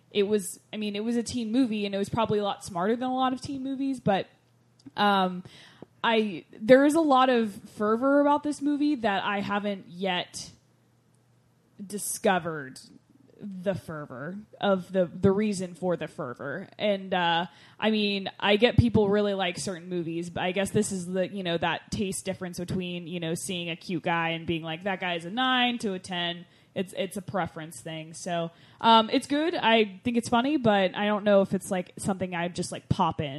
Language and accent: English; Michigan, United States; Welcome. I'm from Michigan.